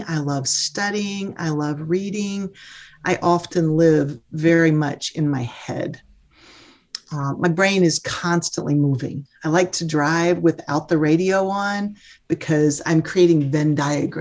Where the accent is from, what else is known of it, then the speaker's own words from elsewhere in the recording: Mississippi, United States; I'm a Mississippi girl. I'm a Southerner